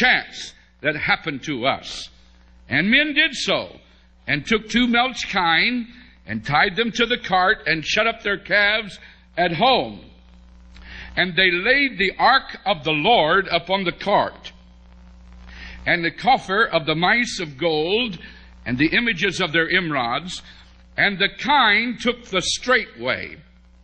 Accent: West Virginia, United States; I was from West Virginia

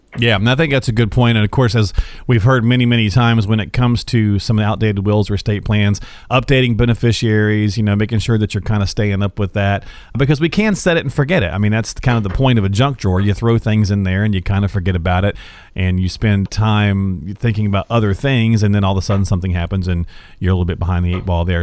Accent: North Carolina, United States; also born or lived in Michigan; now in Des Moines, United States; I'm from North Carolina, and I used to live in Michigan

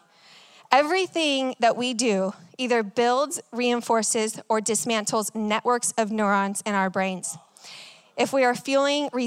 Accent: Texas, United States; I'm from Texas

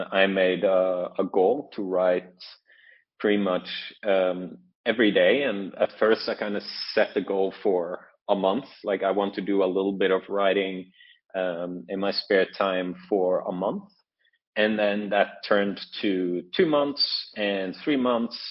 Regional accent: Norway; moved away as an adult; now in Shanghai, China; I'm from Norway, um, but I'm currently uh, currently in Shanghai

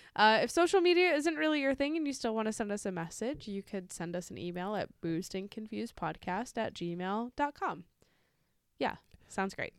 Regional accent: United States; I'm an American

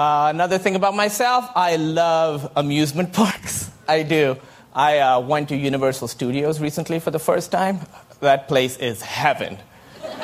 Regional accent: Pakistan; moved away; I grew up in Pakistan

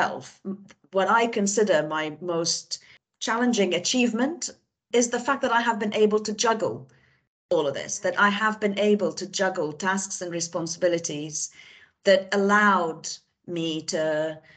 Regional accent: Beirut, Beirut Governorate, Lebanon; I grew up in Beirut, in Lebanon, and in an intellectual family.

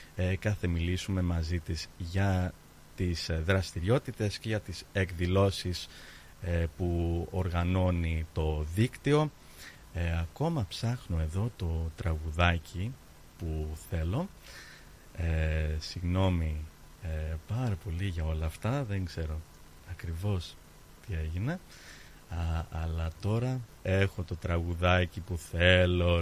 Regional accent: Australia; Greek is a second language; Εγώ ως ε, Ελληνό-Αυστραλός που γεννήθηκα εδώ

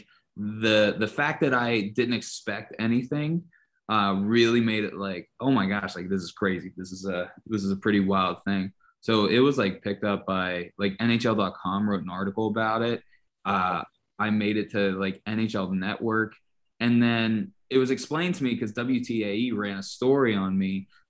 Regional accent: Pittsburgh, Pennsylvania, United States; also born or lived in Kentucky; So I went to Norwin. I graduated in 2013. And when I moved back to Pittsburgh from Kentucky, where I went to college, you start out by living with your parents.

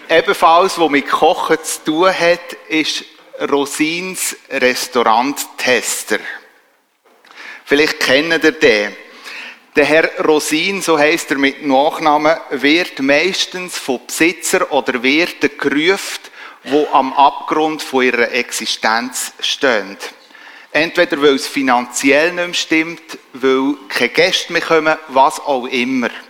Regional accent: Switzerland; Und ich als Schweizer und vor allem auch als Harmonietyp

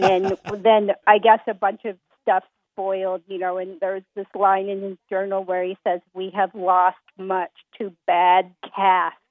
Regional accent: Montana, United States; I'm from Montana

